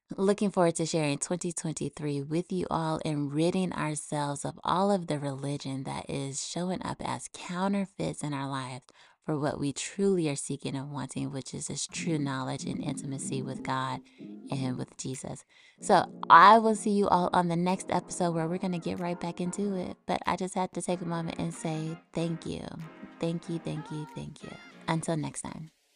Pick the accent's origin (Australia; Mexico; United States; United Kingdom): United States; now in Texas, United States; my home country, the U S